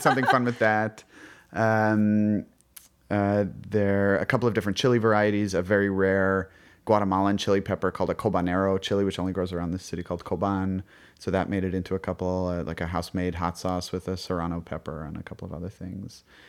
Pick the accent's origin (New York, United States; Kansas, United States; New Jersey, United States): New York, United States; New York City; I grew up on the Upper West Side of Manhattan